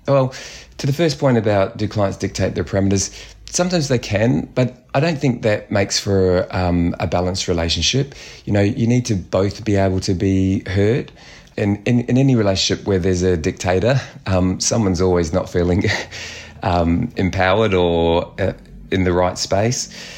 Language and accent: English; New Zealand; being Kiwi